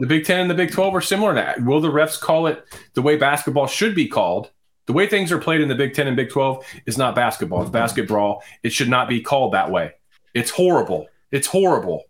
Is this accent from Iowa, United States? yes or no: yes; Iowa, United States; We're from Iowa. We're all Iowans